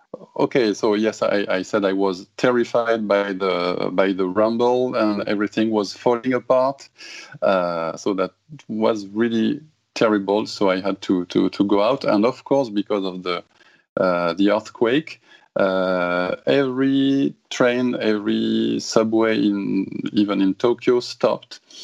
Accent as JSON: {"language": "English", "town": "Toulouse", "region": "Occitania", "country": "France", "tie": "born or raised there", "second_language": "English", "moved": "as an adult", "lives_now": "Japan", "said": "Toulouse, my hometown in south of France"}